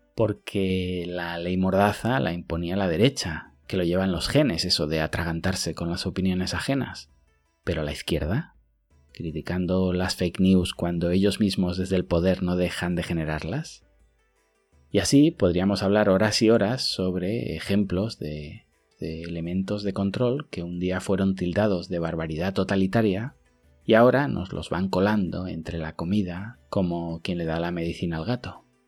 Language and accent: Spanish; Huesca, Aragon, Spain; now in China; en mi pueblo en Huesca